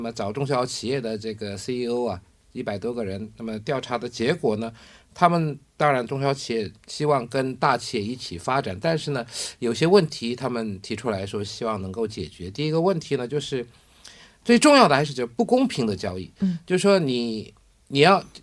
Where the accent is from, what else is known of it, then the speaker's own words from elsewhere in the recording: South Korea; 我们韩国人